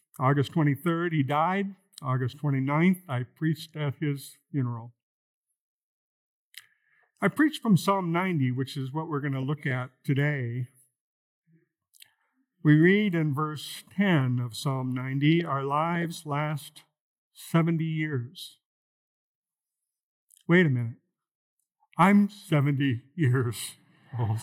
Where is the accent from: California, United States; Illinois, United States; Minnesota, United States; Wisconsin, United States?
Minnesota, United States; moved away; We're both from Minnesota